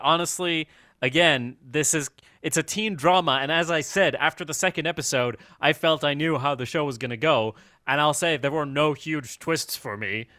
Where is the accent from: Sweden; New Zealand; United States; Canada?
Sweden; I'm from Sweden